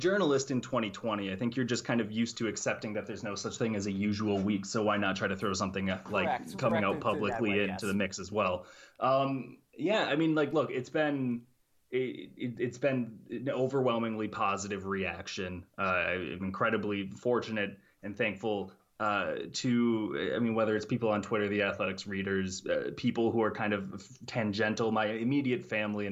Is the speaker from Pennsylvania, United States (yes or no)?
no; St. Cloud, Minnesota, United States; I grew up in St. Cloud, Minnesota